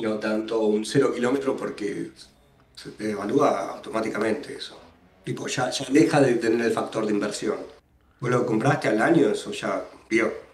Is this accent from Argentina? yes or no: yes; Buenos Aires, Argentina; yo soy porteño pura cepa